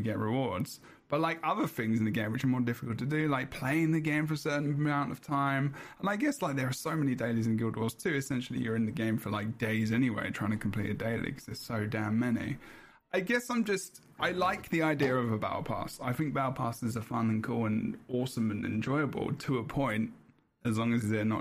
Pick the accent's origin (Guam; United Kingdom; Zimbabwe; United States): United Kingdom; England